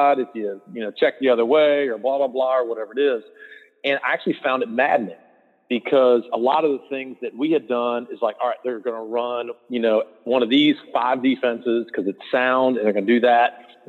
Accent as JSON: {"language": "English", "region": "North Carolina", "country": "United States", "tie": "born or raised there", "also_born_or_lived": "Kentucky / Illinois", "moved": "as an adult", "lives_now": "Georgia, United States", "said": "I grew up in North Carolina."}